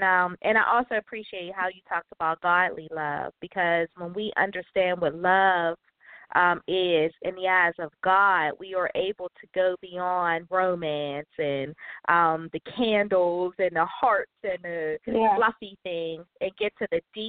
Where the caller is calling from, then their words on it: Pittsburgh, Pennsylvania, United States; I'm calling from Pittsburgh.